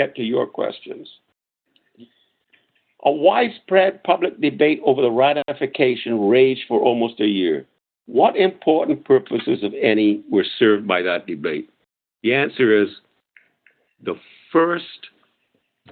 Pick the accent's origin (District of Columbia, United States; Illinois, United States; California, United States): California, United States; I'm a Californian and I'm living in California